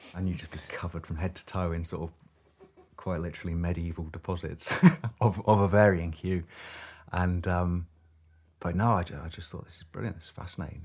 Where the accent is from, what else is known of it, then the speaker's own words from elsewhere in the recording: Hitchin, East of England, United Kingdom; moved away as an adult; now in Shetland, United Kingdom; I was born in Hitchin, uh, quite close to Luton in the southeast of England